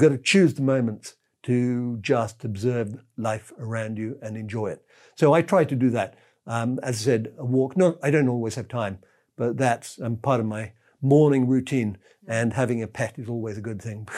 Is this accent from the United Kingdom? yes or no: yes; England, United Kingdom; I'm English